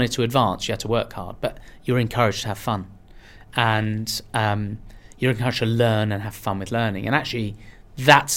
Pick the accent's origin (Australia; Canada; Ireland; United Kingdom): United Kingdom; Marlow, South East England; English is a second language; also born or lived in Iran / London; I moved to Marlow in Buckinghamshire when I was five